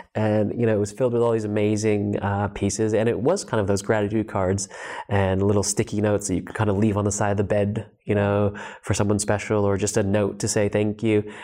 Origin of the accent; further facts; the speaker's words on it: Los Angeles, California, United States; also born or lived in New Zealand; I was born in New Zealand and I grew up in Los Angeles